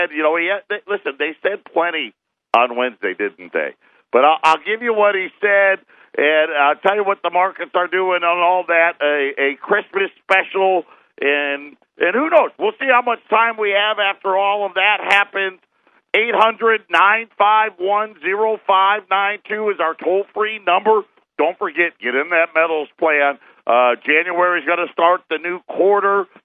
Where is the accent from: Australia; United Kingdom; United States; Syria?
United States; New York; moved away; I grew up in New York